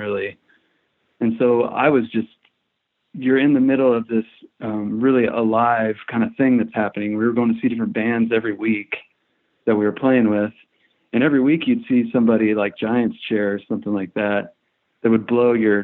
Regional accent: Topeka, Kansas, United States; also born or lived in Lawrence, Kansas; we grew up in Topeka

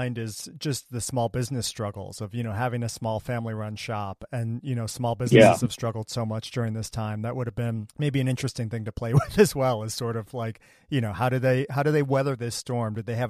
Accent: United States; as an American, like I grew up with the concept of the American dream

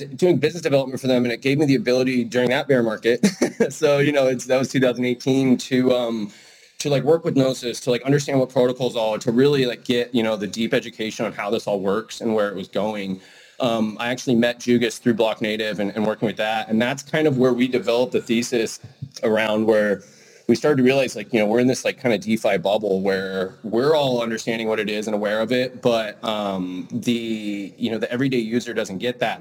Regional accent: Idaho, United States; I grew up in Idaho in the mountains.

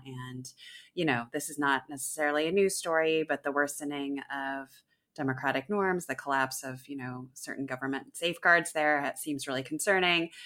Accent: Washington, United States; born or raised there

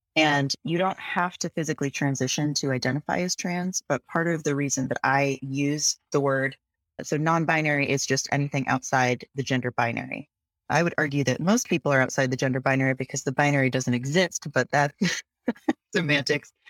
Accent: Seattle, Washington, United States; moved away as an adult; now in Philadelphia, United States; I grew up in Seattle

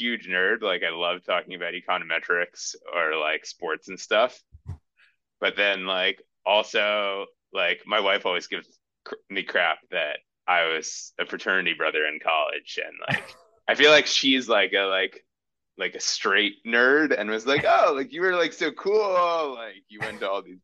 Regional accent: Newton, Massachusetts, United States; moved away as an adult; I grew up in Newton, Massachusetts, so outside of Boston

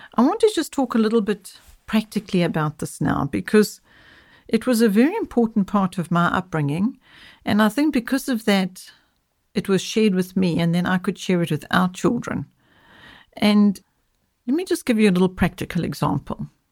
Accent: South Africa; I'm speaking from South Africa

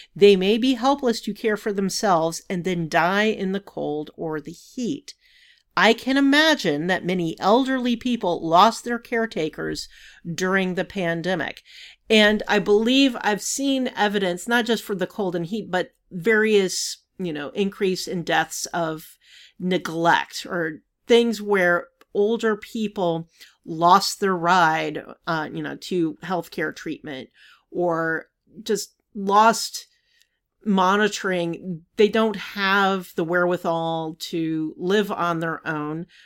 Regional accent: Savannah, Georgia, United States; when I was growing up in Savannah

